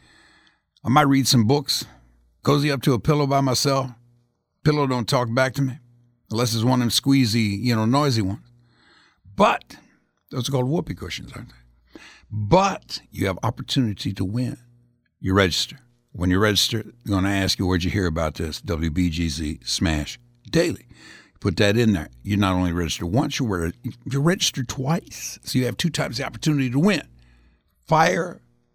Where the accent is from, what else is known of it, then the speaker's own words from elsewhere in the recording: Indianapolis, Indiana, United States; moved away; I'm from Indianapolis originally.